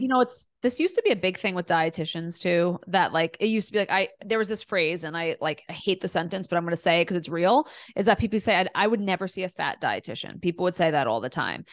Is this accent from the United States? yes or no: yes; New York City, New York, United States; also born or lived in Delaware; I grew up in Queens, New York, in a super diverse, amazing neighborhood